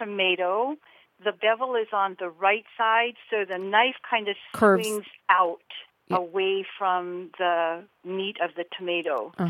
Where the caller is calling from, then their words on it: Washington, Utah, United States; I'm from Washington, Utah.